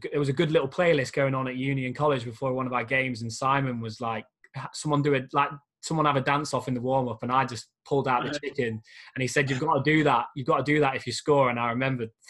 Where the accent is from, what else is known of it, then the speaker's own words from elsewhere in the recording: England, United Kingdom; first language English; we're so stubborn, us English people, that we never really learn other languages